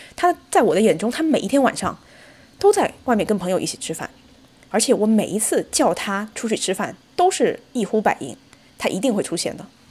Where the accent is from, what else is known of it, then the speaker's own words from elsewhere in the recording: Zhejiang, China; moved away as an adult; now in United States; 因为我是浙江人